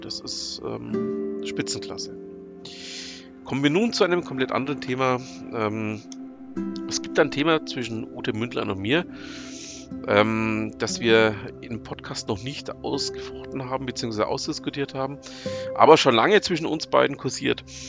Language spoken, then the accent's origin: German; near Nuremberg, Bavaria, Germany; ich komme ja ähm, aus der Nähe von Nürnberg